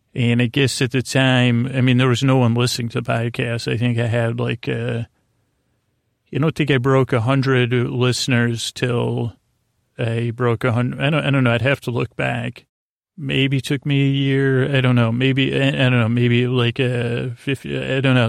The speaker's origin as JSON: {"language": "English", "town": "Syracuse", "region": "New York", "country": "United States", "said": "I'm from Syracuse"}